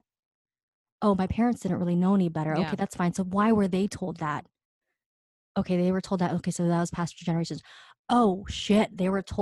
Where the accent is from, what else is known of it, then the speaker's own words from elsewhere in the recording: New York City, New York, United States; I'm from fucking Queens, Astoria.